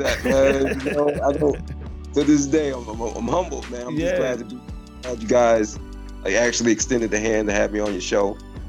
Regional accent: East Orange, New Jersey, United States; now in Canada; From East Orange, New Jersey, Illtown, living in Canada right now. But yeah, man, I started out in Jersey.

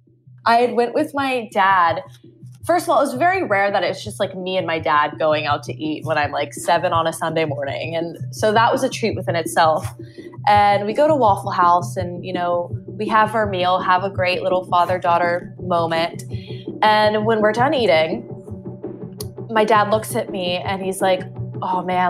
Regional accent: Winder, Georgia, United States; I am not from Atlanta, but a city an hour outside called Winder, Georgia

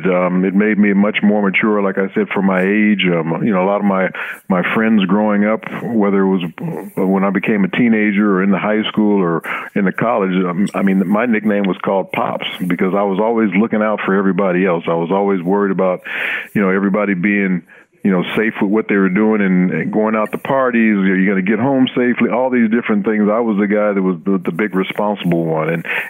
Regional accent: Los Angeles, California, United States; You know, I grew up in Los Angeles, like you said. We weren't very well off.

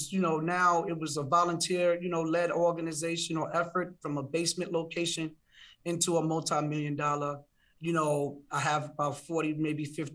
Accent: New York City, New York, United States; I live in Brooklyn. I grew up in Brownsville in East New York

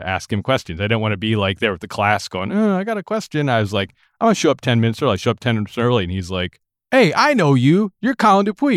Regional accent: Lansing, Michigan, United States; moved away as an adult; now in Nashville, United States; I grew up in Lansing, Michigan, which is the capital city of the state of Michigan

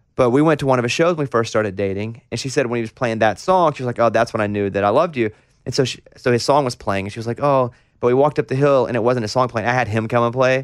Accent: Arkansas, United States; growing up in Arkansas

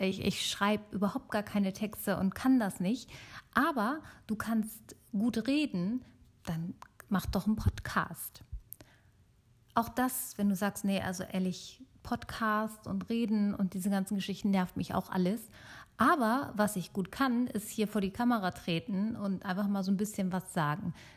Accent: Germany; also born or lived in Italy; ich bin gebürtige äh, Italienerin, aber in Deutschland geboren und aufgewachsen

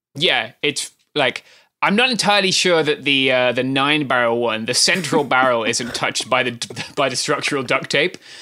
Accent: United Kingdom; accent: British; now in Southern California, United States; I'm British, if that had not been made abundantly clear by my accent

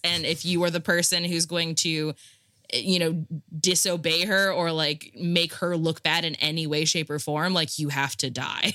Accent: Rust Belt Midwest, United States; I'm I'm from the Midwest, like Rust Belt Midwest

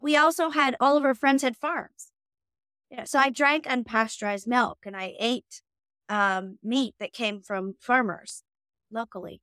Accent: Omemee, Ontario, Canada; moved away as an adult; also born or lived in Toronto, Canada; now in London, United Kingdom; I grew up on Pigeon Lake

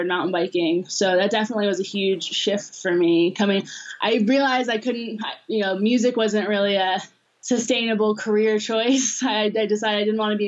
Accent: Los Angeles, California, United States; I grew up in Los Angeles, so like in suburban

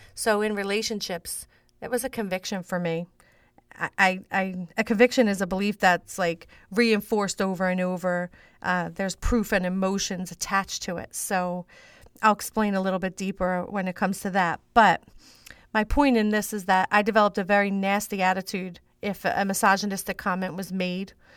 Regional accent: Philadelphia, Pennsylvania, United States; I grew up in South Philly. Um, that's South Philadelphia

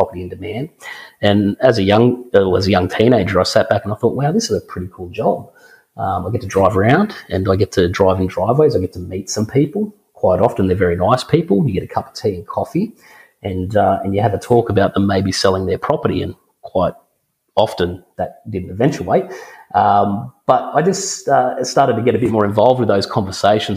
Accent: Griffith, New South Wales, Australia; I'm born and raised in Griffith

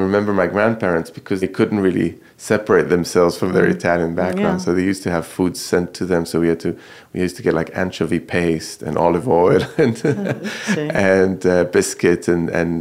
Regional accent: Jerusalem, Jerusalem District, Israel; I grew up in Jerusalem

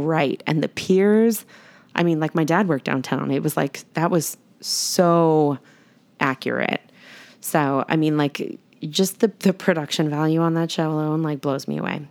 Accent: New York, United States; moved away as an adult; also born or lived in Arizona; I grew up in New York in the eighties

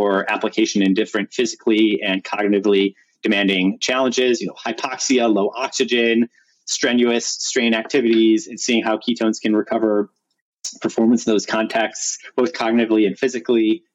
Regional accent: Chicago, Illinois, United States; moved away; also born or lived in Stanford; I'm from Chicago originally, went to public school

